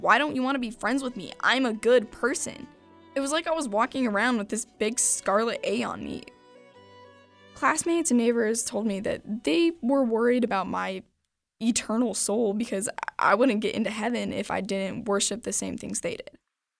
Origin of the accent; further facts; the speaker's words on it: Utah, United States; moved away; also born or lived in Michigan; I lived in Utah for a big chunk of my life